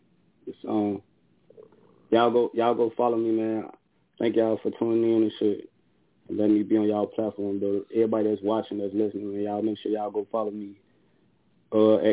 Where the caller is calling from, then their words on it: Chicago, Illinois, United States; I'm calling from Chicago.